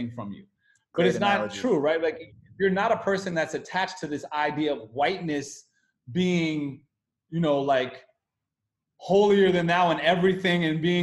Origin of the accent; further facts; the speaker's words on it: United States; as an American